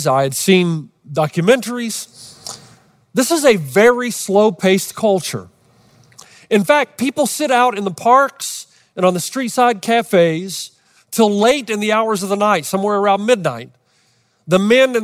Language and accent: English; Los Angeles, California, United States